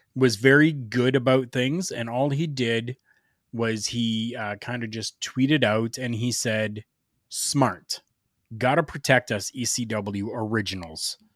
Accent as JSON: {"language": "English", "country": "Canada", "tie": "born or raised there", "said": "here in my hometown"}